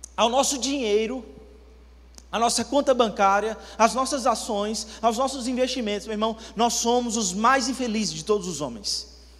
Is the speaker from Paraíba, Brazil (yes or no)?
yes; Campina Grande, Paraíba, Brazil; now in Campo Grande, Brazil; Eu sou natural de Campina Grande, mas moro há